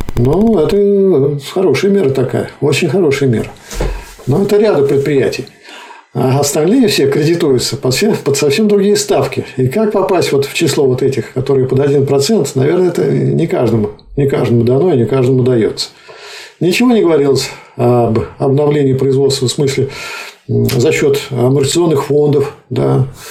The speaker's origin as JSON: {"language": "Russian", "town": "Nizhny Novgorod", "region": "Nizhny Novgorod Oblast", "country": "Russia", "said": "Я, например, как нижегородец"}